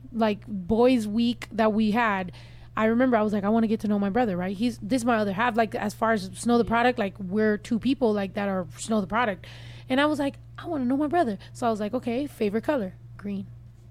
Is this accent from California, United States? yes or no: yes; San Diego, California, United States; I grew up in San Diego